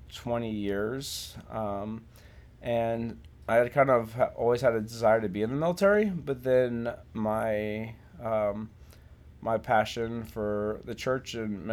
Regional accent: Virginia Beach, Virginia, United States; I'm mostly from Virginia Beach. My dad was in the Navy, and so we moved around a little bit growing up, but I spent pretty much all my middle school and high school time in Virginia Beach, Virginia.

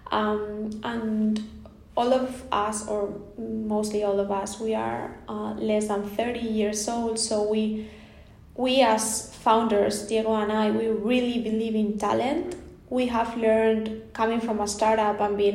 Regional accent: Spain; growing up in Spain

